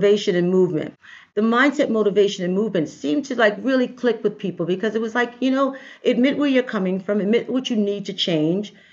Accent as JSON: {"language": "English", "town": "New York City", "region": "New York", "country": "United States", "tie": "born or raised there", "said": "I am definitely a native New Yorker. I grew up in Brooklyn"}